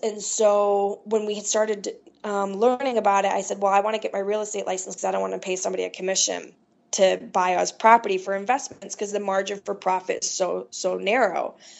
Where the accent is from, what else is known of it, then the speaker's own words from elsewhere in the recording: Midwest, United States; I was from the Midwest